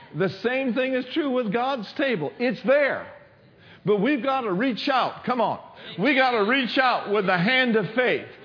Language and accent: English; Minneapolis, Minnesota, United States; I grew up in Minneapolis